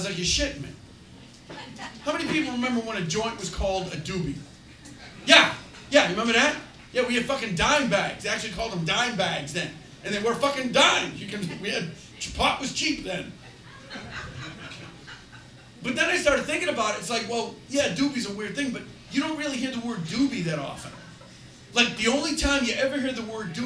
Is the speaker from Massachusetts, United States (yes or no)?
yes; Chelsea, Massachusetts, United States; I grew up in Chelsea, Massachusetts